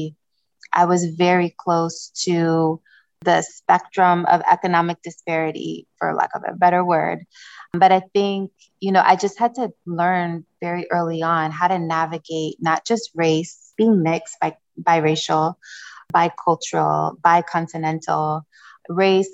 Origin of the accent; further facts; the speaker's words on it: Niger; moved away; also born or lived in Democratic Republic of the Congo / Republic of the Congo; I was born in Democratic Republic of Congo, Central Africa. And my mother, who raised me loosely, but she was my primary parent, caretaker. She raised me as a single mother in Niger, West Africa